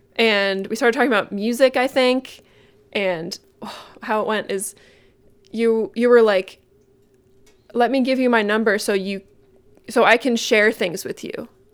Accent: Massachusetts, United States; moved away as an adult; also born or lived in Vermont; now in Burlington, United States; I grew up in Massachusetts. Moved here in twenty eleven

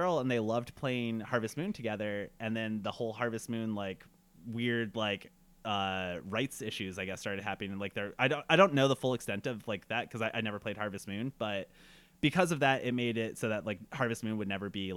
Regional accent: United States; I am Arab American and I was growing up in post 9/11 America.

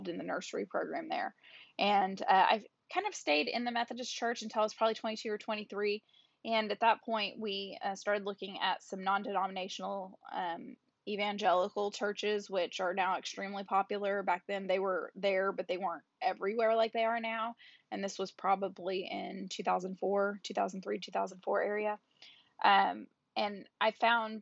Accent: Oklahoma, United States; I was born and raised in Oklahoma

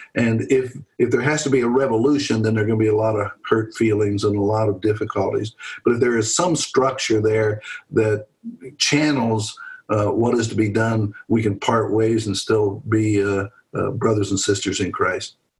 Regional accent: Pennsylvania, United States; moved away as an adult; now in Louisville, United States; I grew up in Pennsylvania.

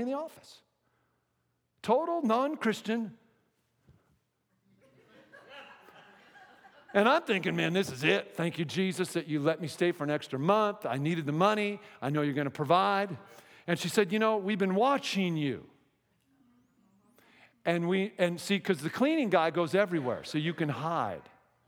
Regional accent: Seattle, Washington, United States; moved away as an adult; I'm from Seattle

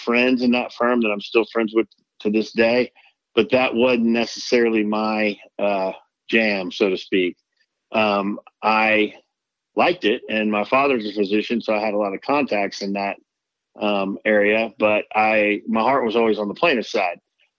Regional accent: Dallas, Texas, United States; I grew up in Dallas, Texas. I'll be turning 50 here in about a month.

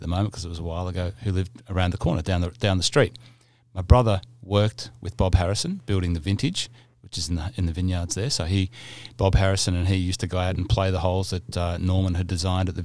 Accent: Cessnock, New South Wales, Australia; So where I grew up in the Hunter Valley, it's a little town called Cessnock, which is the gateway to the Hunter Valley vineyards.

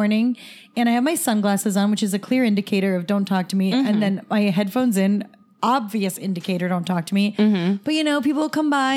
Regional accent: Florida, United States; We grew up in Florida

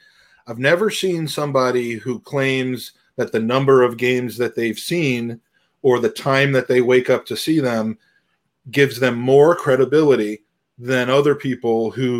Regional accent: United States; I can speak as an American

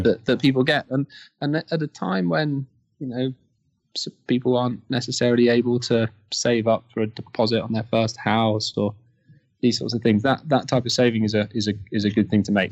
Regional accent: Kent, South East England, United Kingdom; I grew up in Kent, uh, in the UK, so outside London.

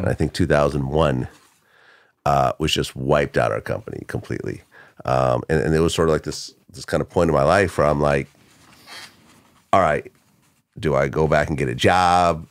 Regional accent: Bay Area, California, United States; first language Russian; English is a second language; also born or lived in Ukraine / Boston, Massachusetts; I moved to California, uh, to the Bay Area, uh, I started third grade over

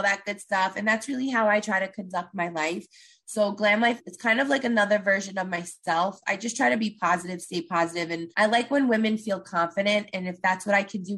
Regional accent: New York City, New York, United States; moved away as an adult; now in New Jersey, United States; I'm from Brooklyn

